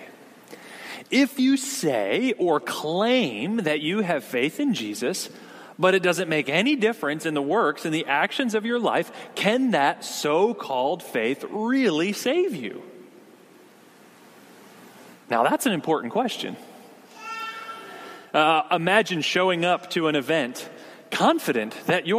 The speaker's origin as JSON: {"language": "English", "area": "near Hershey", "region": "Pennsylvania", "country": "United States", "tie": "born or raised there", "said": "I grew up in Pennsylvania, not too far from the town of Hershey, where Hershey's chocolate is from"}